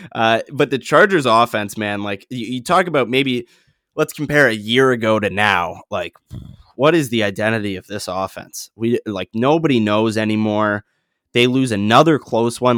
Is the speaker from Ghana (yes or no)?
no; Canada; as a Canadian